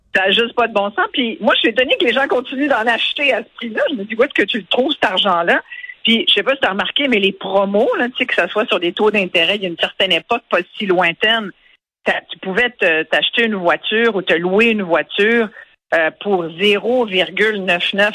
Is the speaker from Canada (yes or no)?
yes; Canada; on est aussi des Canadiens